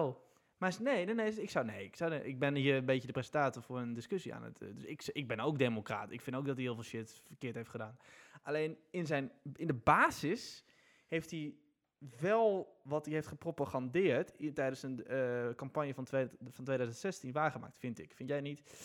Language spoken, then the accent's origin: Dutch; Netherlands; wij als Nederlanders